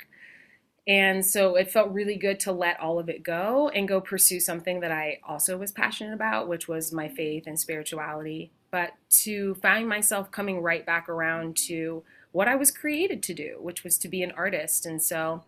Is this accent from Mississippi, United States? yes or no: no; Spring, Texas, United States; now in New York, United States; I grew up in a small community called Spring outside of Houston, Texas